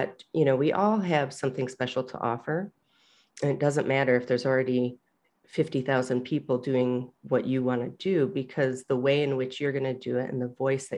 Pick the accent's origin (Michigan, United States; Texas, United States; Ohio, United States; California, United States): Michigan, United States; I grew up in Michigan